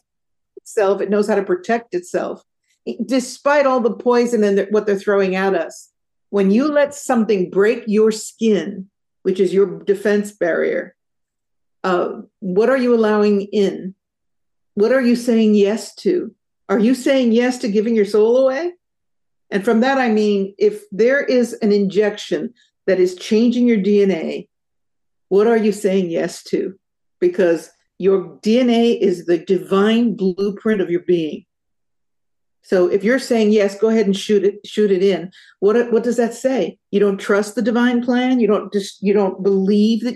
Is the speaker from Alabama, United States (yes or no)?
no; San Jose, California, United States; I grew up in San Jose.